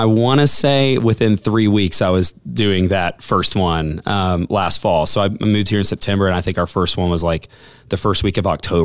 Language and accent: English; Southwest Florida, United States; also born or lived in Houston, Texas; now in Huntsville, United States; I grew up in Southwest Florida